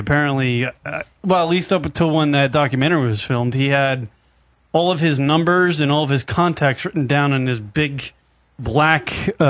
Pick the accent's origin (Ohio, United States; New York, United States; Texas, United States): New York, United States; New York City; from Staten Island.